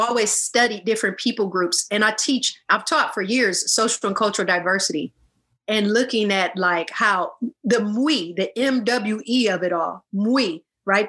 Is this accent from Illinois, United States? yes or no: yes; Illinois, United States; I'm from the US. I'm from, um, you know, the I'm from Illinois.